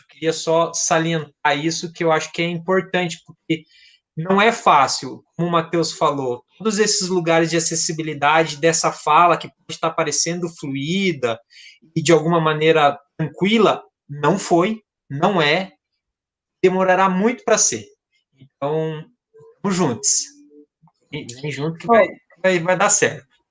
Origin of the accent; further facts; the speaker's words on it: South Region, Brazil; eu sou do Sul